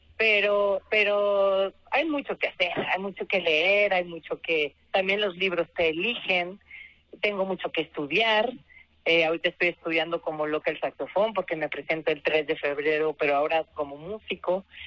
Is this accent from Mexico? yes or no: yes; Guadalajara, Jalisco, Mexico; now in Mexico City, Mexico; ir a mi tierra, que casi nunca voy, casi nunca puedo salir de, de la Ciudad de México